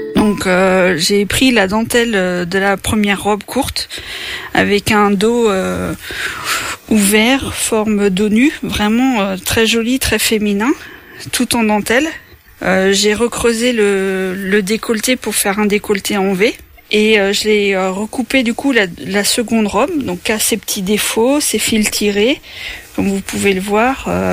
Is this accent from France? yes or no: yes; Craon, Pays de la Loire, France; also born or lived in Laval; je suis originaire de Cran, j'habite à bouchon les donc pas très loin